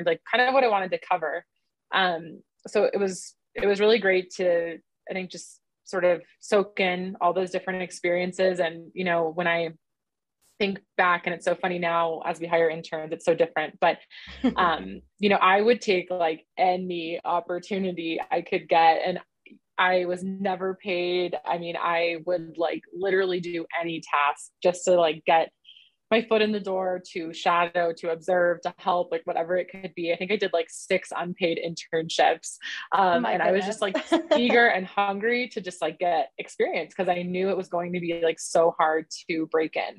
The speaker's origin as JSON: {"language": "English", "region": "Southern California", "country": "United States", "tie": "born or raised there", "also_born_or_lived": "East Carolina University, North Carolina", "moved": "as an adult", "lives_now": "Denver, United States", "said": "I grew up in Southern California"}